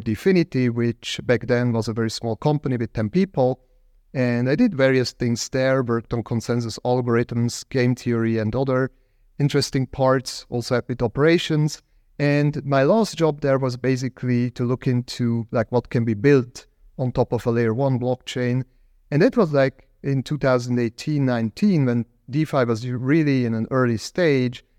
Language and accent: English; Zug, Switzerland; in my hometown in Zug, where I live or live used to live back then